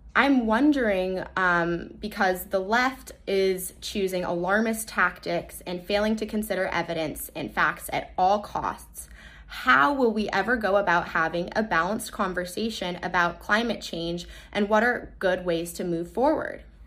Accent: Los Angeles, California, United States; I am from Los Angeles, California

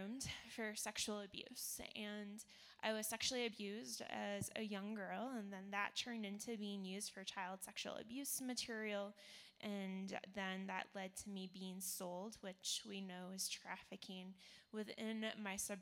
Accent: Toronto, Ontario, Canada; I was born in Toronto, Canada

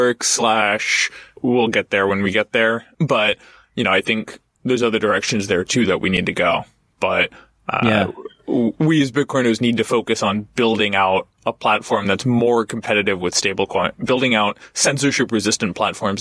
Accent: United States; as an American

